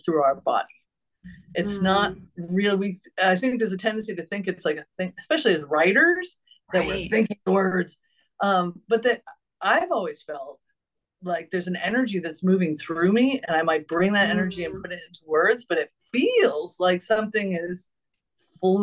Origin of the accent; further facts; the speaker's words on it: New England, United States; I was raised in New England